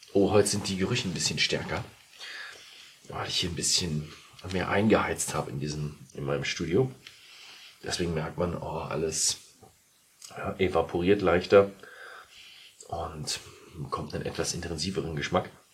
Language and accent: German; Bavaria, Germany; Ich als Bayer